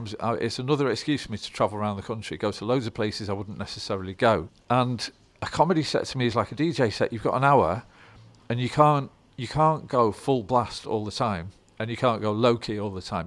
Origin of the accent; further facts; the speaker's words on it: Stockport, North West England, United Kingdom; I grew up in Stockport